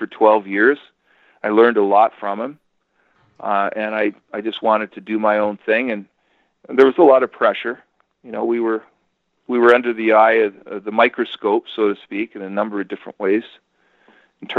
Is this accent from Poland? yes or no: no; Canada; Me being Canadian and our properties in Canada